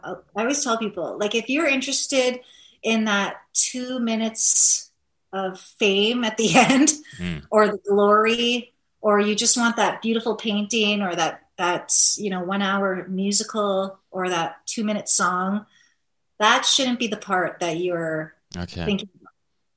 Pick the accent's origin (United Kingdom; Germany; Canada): Canada; Thunder Bay, Ontario; Yep, born and raised.